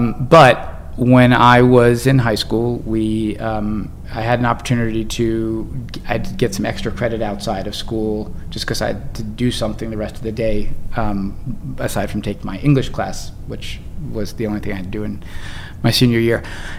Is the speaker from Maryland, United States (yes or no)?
yes; Bowie, Maryland, United States; Maryland, outside of DC.